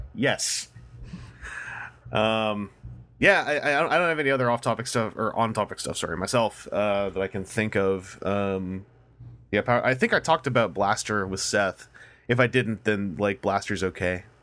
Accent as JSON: {"language": "English", "country": "Canada", "said": "As a Canadian"}